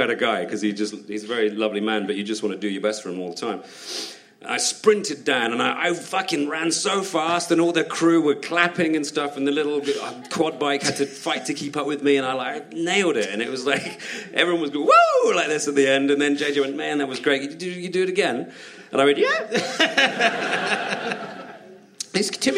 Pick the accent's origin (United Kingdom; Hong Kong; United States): United Kingdom; as a Brit over there